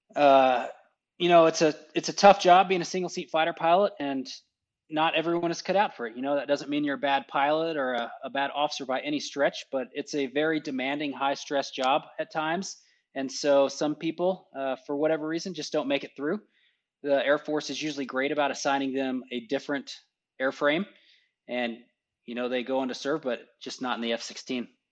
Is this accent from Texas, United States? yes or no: yes; Texas, United States; moved away as an adult; now in Alamogordo, United States; I grew up in Texas, went to college in Texas